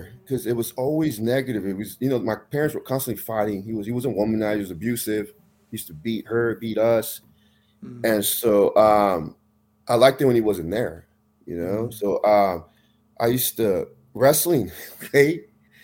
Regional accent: Tracy, California, United States; I grew up in Tracy. I graduated high school there

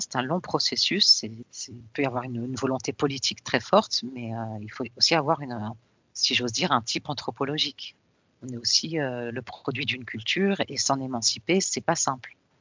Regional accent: Paris, Île-de-France, France; je suis née en France, née à Paris au début des années 70

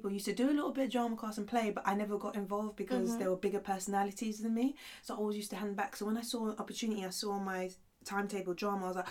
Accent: Sierra Leone; moved away; I was born in Sierra Leone.

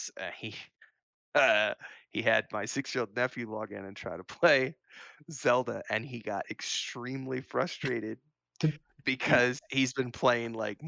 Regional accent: Missouri, United States; But I do miss fall because I grew up in Missouri, so yeah.

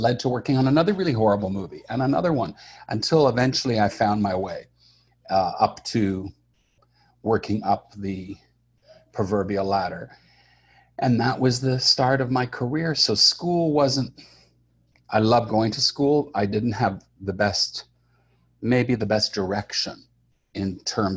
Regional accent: Montreal, Quebec, Canada; I grew up in Montreal, Canada

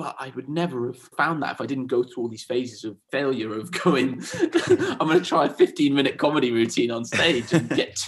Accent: Swansea, Wales, United Kingdom; also born or lived in Spain; so I'm from a bit of everywhere, really. I grew up in South Wales, in Swansea. Okay. So when I was about 9 years old, my family moved to Spain.

